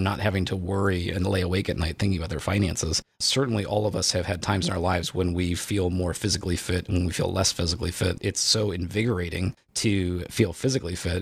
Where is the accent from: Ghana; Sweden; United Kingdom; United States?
United States; Indiana; I grew up in Indiana